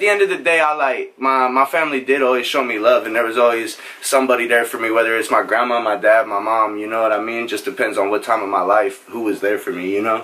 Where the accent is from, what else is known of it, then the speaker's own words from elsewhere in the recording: Norfolk, Nebraska, United States; moved away as an adult; also born or lived in Omaha, Nebraska; now in Houston, United States; I'm from Nebraska originally. I grew up there in a town called Norfolk.